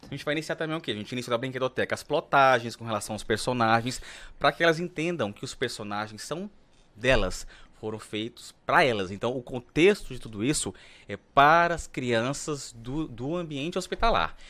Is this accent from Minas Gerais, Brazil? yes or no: no; Araguaína, Tocantins, Brazil; eu nasci em Araguaí, no Tocantins, sou araguainense do pé rachado